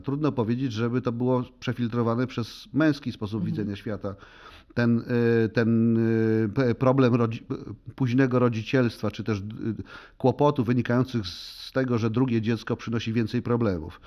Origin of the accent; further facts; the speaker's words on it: Poland; first language Polish; w moim ojczystym języku